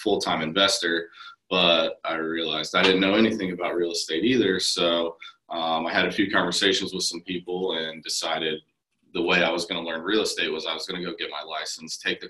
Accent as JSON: {"language": "English", "town": "Lima", "region": "Ohio", "country": "United States", "tie": "born or raised there", "lives_now": "Columbus, United States", "said": "I'd been in my hometown for 25 years"}